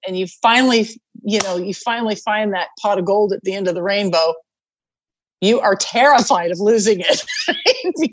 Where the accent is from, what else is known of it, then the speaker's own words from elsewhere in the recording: Canada; moved away as an adult; now in United States; I was from Canada